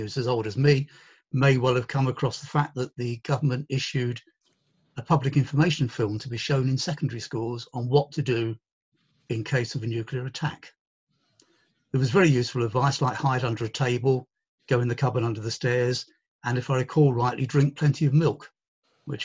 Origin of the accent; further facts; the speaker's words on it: Ilford, London, United Kingdom; I was born in Ilford. As I say, I was the oldest of 6 children, 4 boys, 2 girls. Mum was a stay-at-home mum her entire life. She never, ever worked outside the home after I was born. And Dad worked in the travel trade in London all his working life. So I grew up in a very ordinary suburb of London